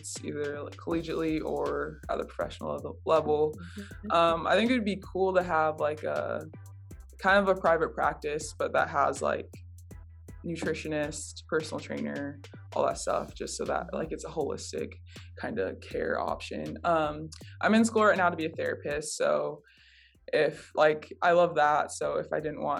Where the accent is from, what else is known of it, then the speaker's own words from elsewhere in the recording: Minnesota, United States; I grew up in Minnesota, with my mom, and then I have two brothers